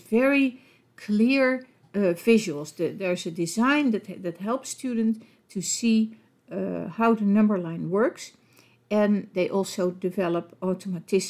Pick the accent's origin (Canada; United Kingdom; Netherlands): Netherlands; accent: Dutch; English is a second language; with my Dutch accent